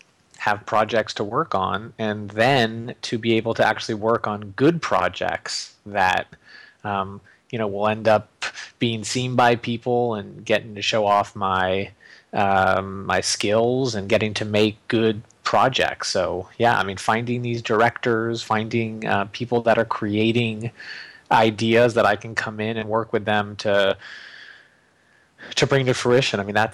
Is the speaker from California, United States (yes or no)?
yes; California, United States; Went to Michigan. I grew up in Northern California. Went to Michigan for undergrad, and then I was living back in the Bay Area in San Francisco